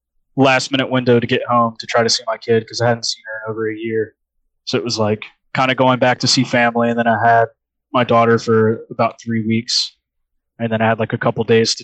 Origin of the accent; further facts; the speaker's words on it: Richmond, Virginia, United States; Yeah, I grew up in Southside.